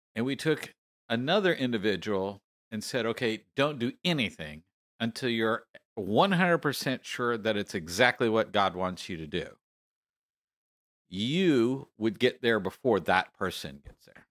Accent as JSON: {"language": "English", "region": "Texas", "country": "United States", "said": "I am from Texas"}